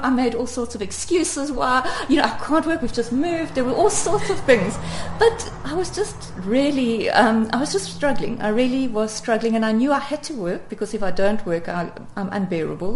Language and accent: English; South Africa; such a real South African in many ways, in that I um, I have an Afrikaans father and an, and an English mother